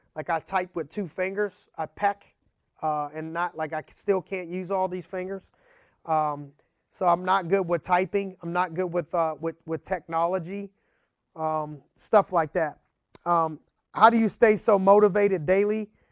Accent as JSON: {"language": "English", "town": "Youngstown", "region": "Ohio", "country": "United States", "tie": "born or raised there", "said": "growing up in Youngstown, Ohio."}